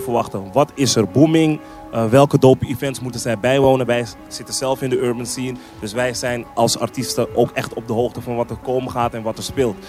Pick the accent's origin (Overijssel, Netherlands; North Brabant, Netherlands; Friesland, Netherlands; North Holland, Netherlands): North Holland, Netherlands; Amsterdam; Ik ben iemand die, zeg maar, eh, in, eh, Zuidoost is opgegroeid. Ik kom uit de Belmer